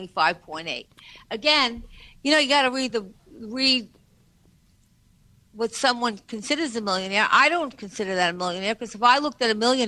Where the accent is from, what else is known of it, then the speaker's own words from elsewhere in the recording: New York, United States; we're all from New York